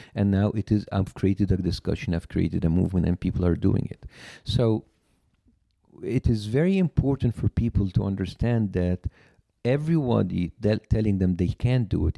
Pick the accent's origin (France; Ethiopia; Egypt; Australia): Egypt; Cairo, Cairo Governorate; English is a second language; moved away as an adult; now in United States; I was born and raised in Cairo, very huge metropolitan city